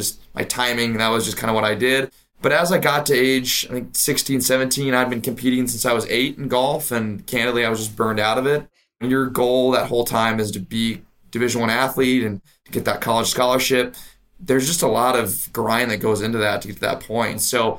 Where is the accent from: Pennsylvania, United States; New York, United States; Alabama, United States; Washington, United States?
Washington, United States; Spokane; I was born and raised in Spokane, Washington.